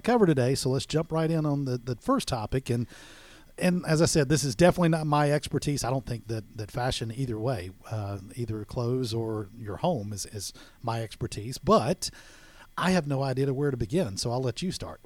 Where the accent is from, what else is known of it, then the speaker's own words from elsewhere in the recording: Florida Panhandle, United States; I grew up in the Panhandle of Florida